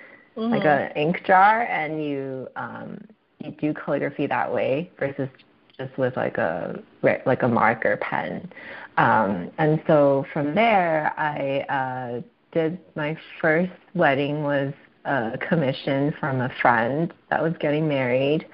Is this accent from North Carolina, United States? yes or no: no; Bay Area, California, United States; moved away as an adult; now in San Diego, United States; I'm originally from the Bay Area